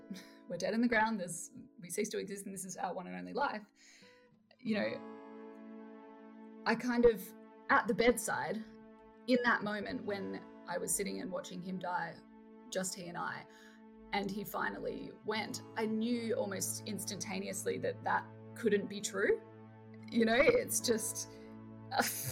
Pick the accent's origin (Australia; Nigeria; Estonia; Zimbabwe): Australia; Perth, Western Australia; I'm from Perth, Australia.